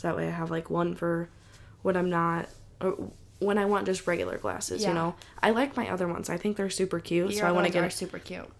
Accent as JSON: {"language": "English", "region": "Midwest", "country": "United States", "said": "We're from the Midwest"}